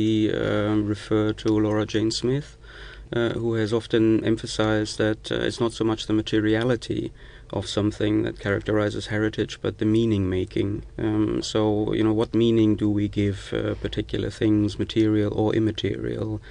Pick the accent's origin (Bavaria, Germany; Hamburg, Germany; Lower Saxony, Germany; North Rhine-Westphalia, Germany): North Rhine-Westphalia, Germany; the Ruhr